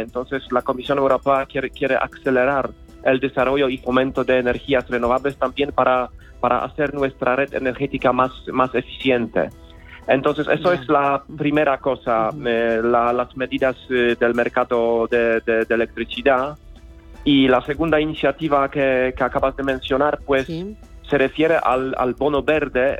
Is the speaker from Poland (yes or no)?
yes; Poland; moved away as an adult; now in Madrid, Spain; Soy polaco.